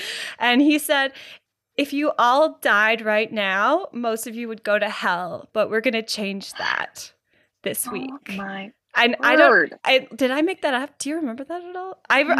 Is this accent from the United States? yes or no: no; Canada; So there was this camp. It was in the States. We're Canadian, but it was across the border